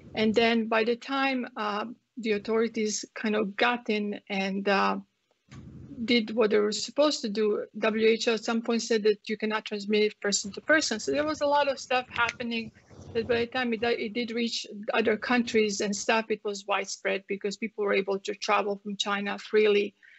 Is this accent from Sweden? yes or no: no; Croatia; English is a second language; moved away as an adult; now in Texas, United States; you guys can tell from my accent, I come from um, Croatia, from Yugoslavia.